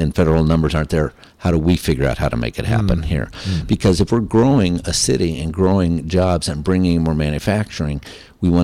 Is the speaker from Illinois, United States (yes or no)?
no; Lakeland, Florida, United States; Lakeland, Florida